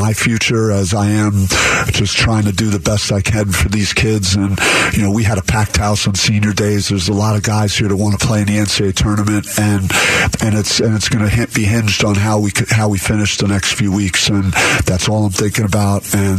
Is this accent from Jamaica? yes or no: no; East Coast, United States; now in Arizona, United States; I feel like Arizona feels like home to me, even though I'm from the East Coast. I've built a life out here.